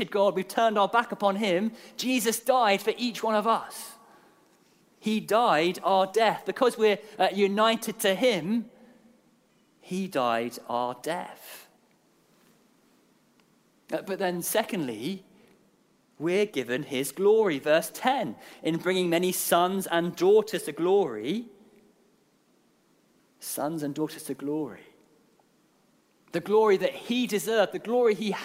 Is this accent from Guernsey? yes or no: yes; Guernsey; moved away; I'm from Guernsey